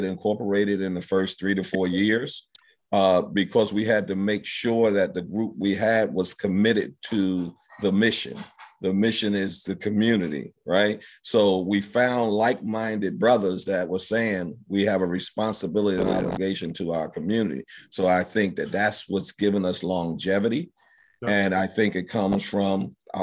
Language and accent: English; Philadelphia, Pennsylvania, United States; I grew up in Germantown, went to Emlyn, Roosevelt, Martin Luther King, and Germantown High School